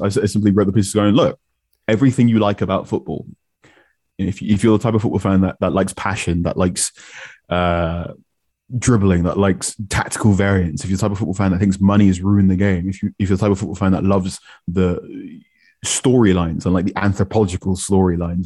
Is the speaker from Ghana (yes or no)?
yes; Ghana; I'm Ghanaian